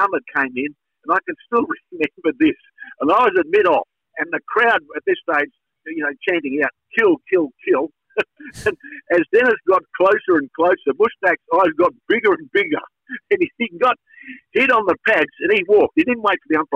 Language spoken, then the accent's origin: English; Western Australia, Australia; I came from Western Australia